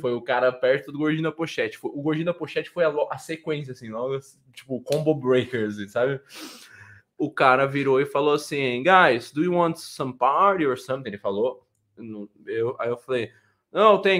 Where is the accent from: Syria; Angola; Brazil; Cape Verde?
Brazil; now in Portugal; Eu sou brasileiro